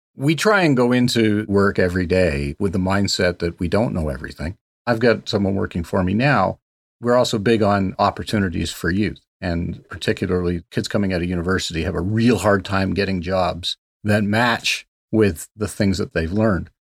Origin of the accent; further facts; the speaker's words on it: Canada; I'm a Canadian